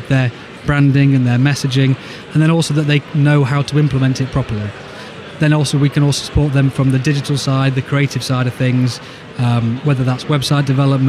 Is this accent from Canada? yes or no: no; Sheffield, Yorkshire and the Humber, United Kingdom; I'm from Sheffield. I went to school in Sheffield. You know, I support Sheffield United.